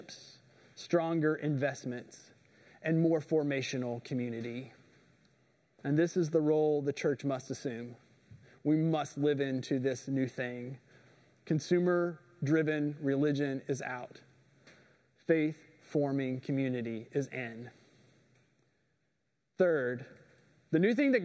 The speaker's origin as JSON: {"language": "English", "region": "Indiana", "country": "United States", "moved": "yes", "said": "I'm from Indiana. We don't have a lot of rocks where I'm from"}